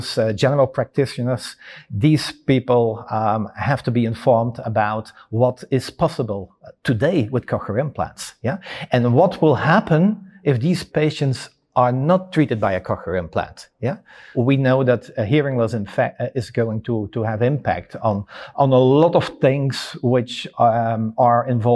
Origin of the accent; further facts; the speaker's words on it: Belgium; I come from Belgium